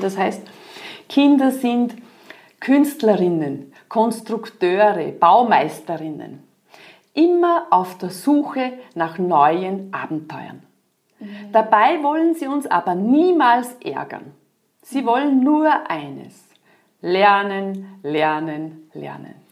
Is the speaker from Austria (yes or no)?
yes; Austria; bei uns in Österreich